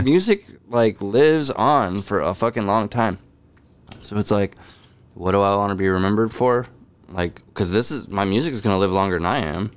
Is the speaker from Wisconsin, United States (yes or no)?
no; California, United States; also born or lived in Chicago; just missing home, knowing California